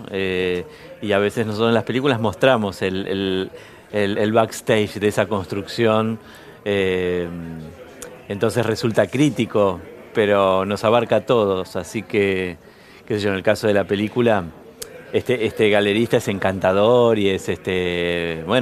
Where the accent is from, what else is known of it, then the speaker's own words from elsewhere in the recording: Bahía Blanca, Buenos Aires Province, Argentina; yo soy de Bahía Blanca